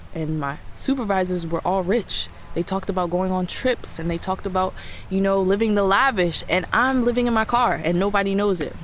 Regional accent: New York, United States; I'm 21 years old, and I'm from New York

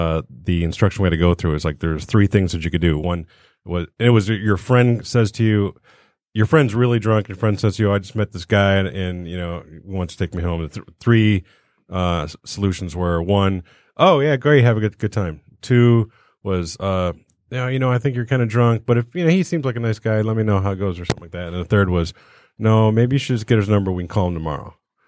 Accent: South Australia, Australia; growing up in the South Australia.

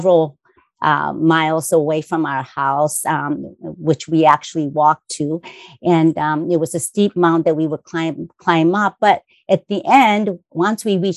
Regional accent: Kobe, Hyogo, Japan; moved away; I grew up in Kobe, Japan, where my entrepreneur parents started a successful hotel, restaurant, and a fashion boutique businesses.

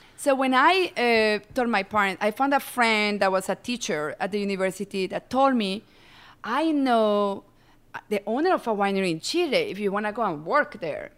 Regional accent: Medellín, Antioquia, Colombia; moved away as an adult; also born or lived in France; now in Sonoma County, United States; I'm originally from Colombia. I was born and raised in Medellin

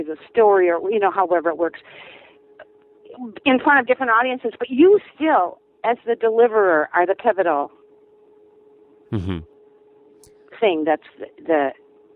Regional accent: Minnesota, United States; moved away as an adult; now in Wisconsin, United States; I'm a Minnesotan who's temporarily transplanted to Wisconsin, feeling a little bit homesick

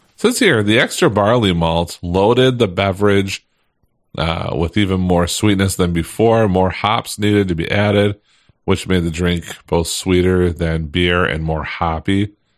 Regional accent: Michigan, United States; I am born and raised in Michigan, still here

